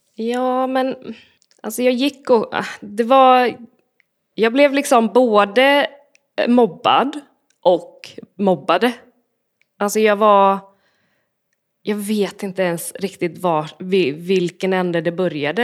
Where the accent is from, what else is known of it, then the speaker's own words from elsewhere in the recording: Borås, Västra Götaland, Sweden; jag är uppvuxen i Borås